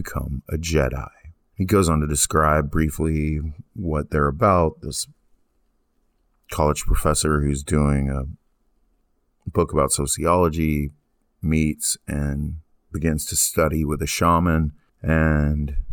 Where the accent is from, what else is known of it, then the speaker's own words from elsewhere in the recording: East Texas, United States; also born or lived in Abilene, Texas; I had come back to my hometown in East Texas